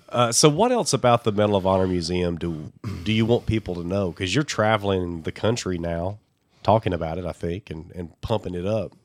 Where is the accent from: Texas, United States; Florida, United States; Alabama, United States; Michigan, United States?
Alabama, United States; I'm from Alabama